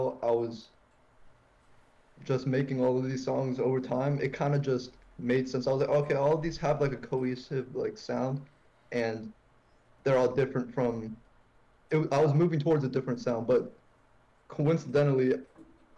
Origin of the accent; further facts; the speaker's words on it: Northern Virginia, United States; I'm from Northern Virginia, you know, DMV